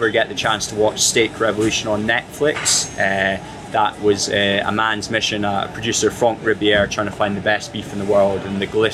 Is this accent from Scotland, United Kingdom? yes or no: yes; Edinburgh, Scotland, United Kingdom; moved away as an adult; also born or lived in London; I've always come back to my hometown, Edinburgh, which is where I was born